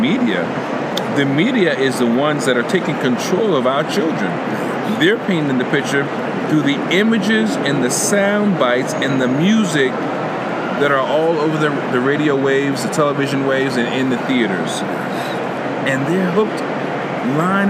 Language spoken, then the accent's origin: English; New York, United States; I'm from New York